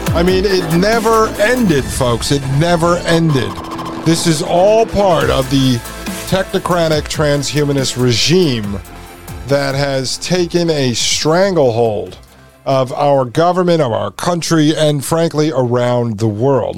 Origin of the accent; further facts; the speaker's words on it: Connecticut, United States; I am from Connecticut, grew up in Connecticut.